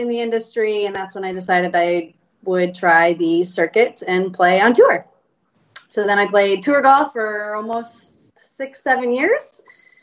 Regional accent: Illinois, United States; moved away as an adult; now in Houston, United States; I'm originally from Illinois

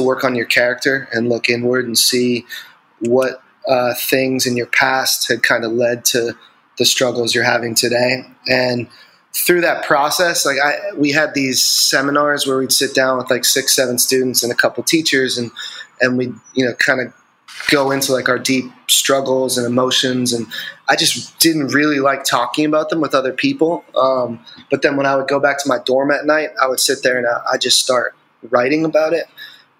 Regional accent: Andover, Massachusetts, United States; I grew up in Andover, Massachusetts, which is about like 25 minutes north of Boston.

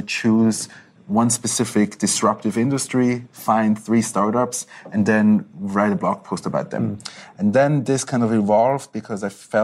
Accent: Zurich, Switzerland; moved away as an adult; also born or lived in Israel / Tel Aviv; I was born and raised in Zurich, childhood in Zurich, high school, Matura.

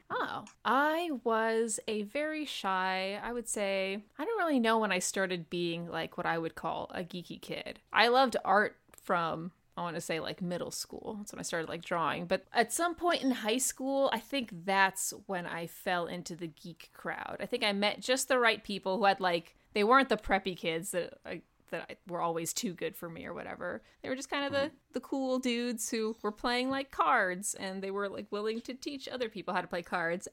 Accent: Los Angeles, California, United States; moved away as an adult; also born or lived in New Mexico / New Jersey; now in California, United States; I grew up just in Los Angeles, specifically around Hollywood

